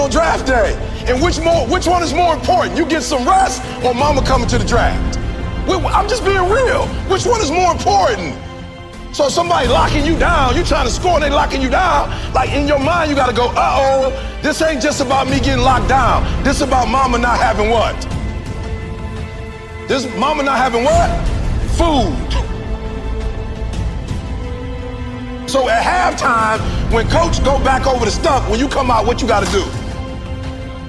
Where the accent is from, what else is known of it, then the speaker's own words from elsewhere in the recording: Chicago, Illinois, United States; My mama barely finished Dunbar. I'm from the South Side of Chicago